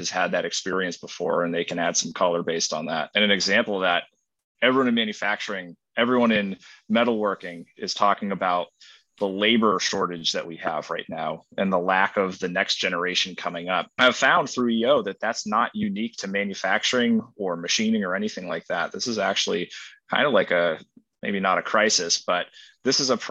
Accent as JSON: {"language": "English", "town": "Worcester", "region": "Massachusetts", "country": "United States", "said": "originally I'm from Worcester, Massachusetts."}